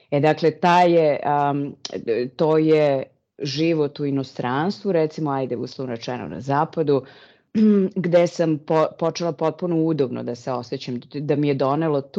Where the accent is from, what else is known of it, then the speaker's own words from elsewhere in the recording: Serbia; moved away as an adult; also born or lived in South Africa; now in Netherlands; trenutno živim u Holandiji. Iz Srbije sam otišla pre skoro 20 godina – a posle ubistva Zorana Đinđića.